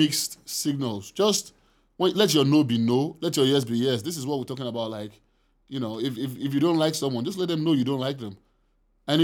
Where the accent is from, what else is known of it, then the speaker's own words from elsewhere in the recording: Nigeria; this is what we picked up growing up in Nigeria.